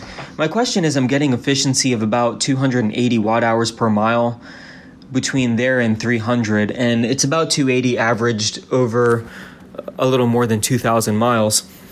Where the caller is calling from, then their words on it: West Virginia, United States; Hi, Ryan. … from West Virginia. I'm a longtime listener, and this is my first call.